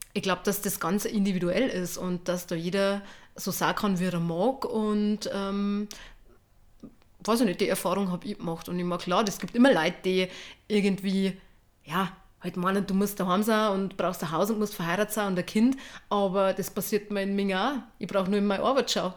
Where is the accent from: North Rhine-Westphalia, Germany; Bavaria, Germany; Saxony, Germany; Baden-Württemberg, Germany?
Bavaria, Germany; Bavarian Forest, Lower; accent: Bavarian dialect; ich kann meinen Dialekt leider nicht verstecken. Ich komm aus Niederbayern. Aus dem bayerischen Wald.